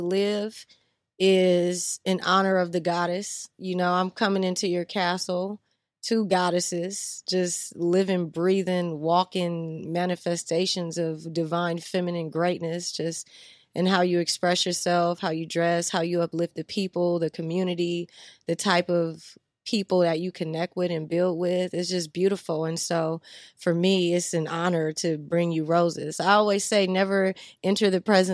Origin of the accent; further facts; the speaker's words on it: Los Angeles, California, United States; also born or lived in New Orleans, Louisiana; But L.A. is where I'm born and raised.